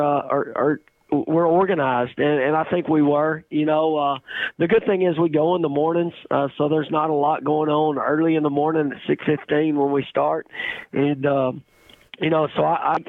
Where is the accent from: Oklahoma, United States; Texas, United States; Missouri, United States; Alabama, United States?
Texas, United States; East; I'm from East Texas